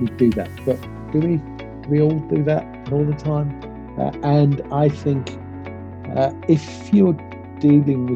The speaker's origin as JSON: {"language": "English", "town": "Manchester", "region": "North West England", "country": "United Kingdom", "tie": "born or raised there", "said": "I was born in Manchester, supported Manchester United as a child"}